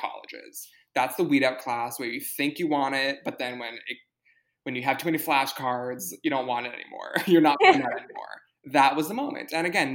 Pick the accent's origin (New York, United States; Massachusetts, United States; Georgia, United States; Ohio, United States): New York, United States; New York City; You and I grew up in New York City